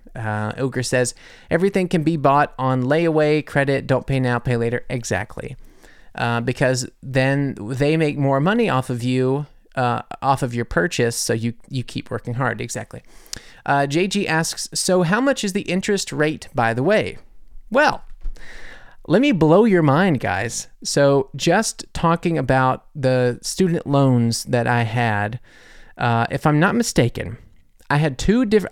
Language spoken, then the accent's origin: English; United States; now in Munich, Germany; I'm American